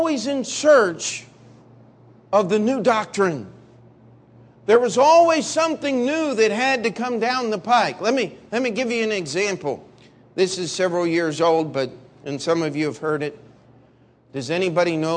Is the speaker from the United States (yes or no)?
yes; Maryland, United States; the area where I grew up there in Maryland